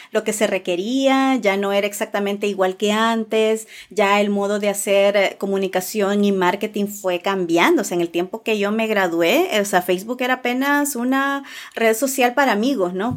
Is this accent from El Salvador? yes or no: yes; El Salvador; also born or lived in Santa Tecla; yo eh, nací en El Salvador, eh, sigo viviendo pues en El Salvador